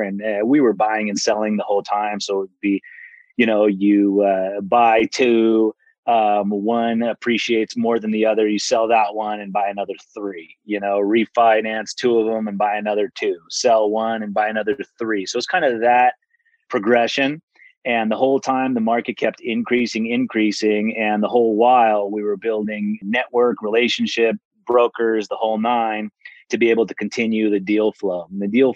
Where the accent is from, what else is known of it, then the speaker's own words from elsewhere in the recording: Silicon Valley, California, United States; growing up in the Silicon Valley